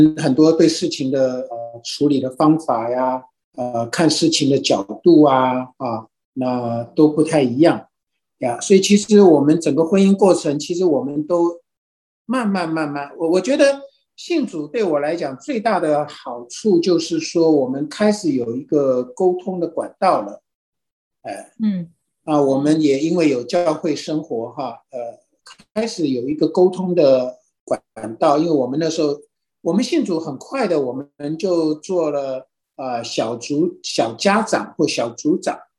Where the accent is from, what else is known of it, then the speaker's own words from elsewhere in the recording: China; 其实很多时候我们中国人也都是说，就家丑不可外扬嘛